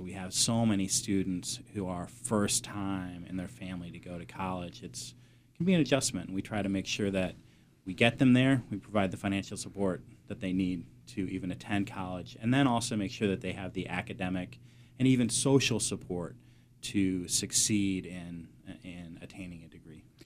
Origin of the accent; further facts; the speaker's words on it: Peoria, Illinois, United States; also born or lived in Lake Geneva, Wisconsin; now in Southeastern Massachusetts, United States; adolescence in high school in, in Peoria, Illinois.